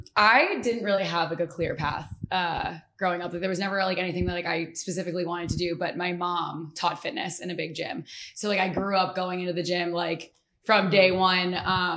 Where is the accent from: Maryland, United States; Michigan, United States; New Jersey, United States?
New Jersey, United States; Toms River; now in Highlands, United States; I grew up in Toms River.